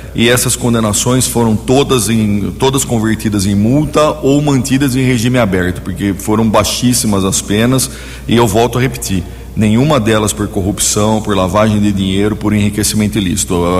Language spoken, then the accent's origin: Portuguese; Americana, São Paulo, Brazil; Eu sou de Americana, né? Sou nascido e criado em Americana